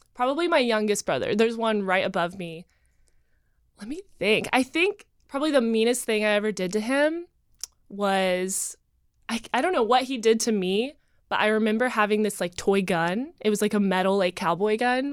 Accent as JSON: {"language": "English", "town": "Asheville", "region": "North Carolina", "country": "United States", "tie": "born or raised there", "moved": "as an adult", "lives_now": "Los Angeles, United States", "said": "I grew up in Asheville, North Carolina"}